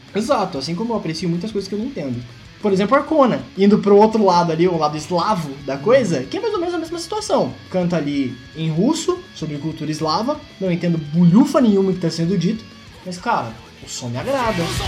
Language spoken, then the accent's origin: Portuguese; Brazil